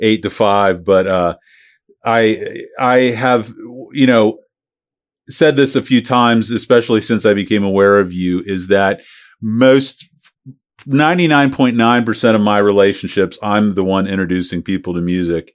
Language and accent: English; St. Petersburg, Florida, United States; I grew up in Saint Pete